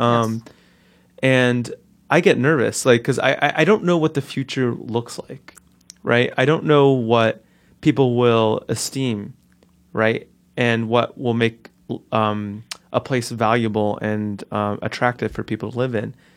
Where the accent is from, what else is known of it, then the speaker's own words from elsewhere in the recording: Newark, New Jersey, United States; I grew up in North Newark where the houses were similarly sized